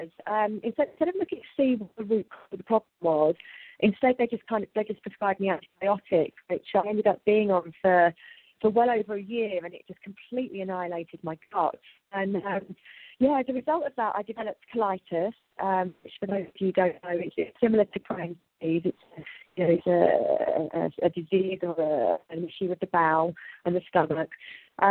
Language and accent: English; United Kingdom; accent: British; moved away as an adult; now in Ibiza, Spain; as I'm sure you can hear from my accent, I'm British, although some Americans often think I'm Australian.